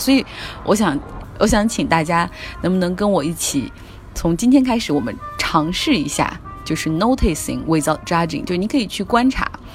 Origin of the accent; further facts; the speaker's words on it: China; 我们中国人